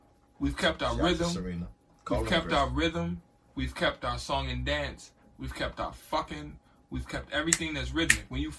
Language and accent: English; United States; we as American black people